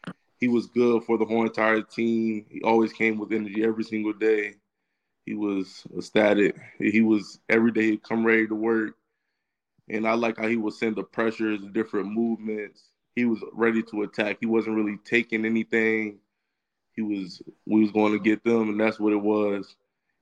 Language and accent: English; Virginia, United States; Growing up in Virginia, I know about the Virginia Tech and UVA game